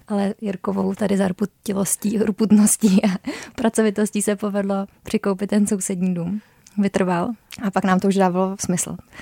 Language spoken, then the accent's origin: Czech; South Bohemian Region, Czechia; moved away as an adult; also born or lived in Prague; My jsme oba jeho Češi